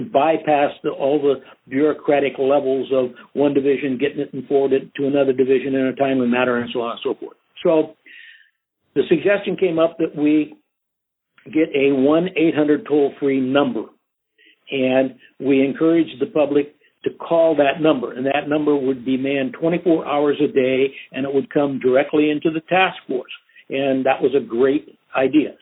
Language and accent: English; Outstate Nebraska, United States; moved away as an adult; also born or lived in Sacramento / San Francisco; back in my hometown working for the Catholic Diocese of Outstate Nebraska